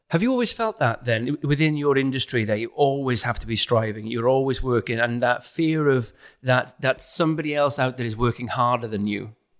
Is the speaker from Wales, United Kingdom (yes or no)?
yes; South Wales, United Kingdom; moved away as an adult; now in London, United Kingdom; I'm from South Wales, a working class area, and now I'm in London.